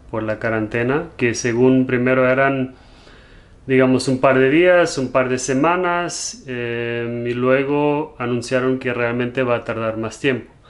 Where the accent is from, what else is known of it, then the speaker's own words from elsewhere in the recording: Germany; Spanish is a second language; also born or lived in Spain / London, United Kingdom; now in United States; cuando me preguntan de dónde soy, a veces no sé bien cómo contestar porque crecí en Alemania, pero soy portugués me fui a vivir un tiempo a España, luego a Londres y ahora estamos aquí en Estados Unidos